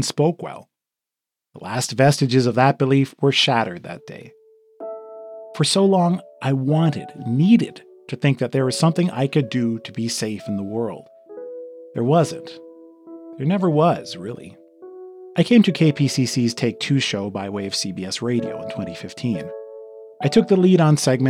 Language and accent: English; Los Angeles, California, United States; also born or lived in Inland Empire, California; I grew up in Westwood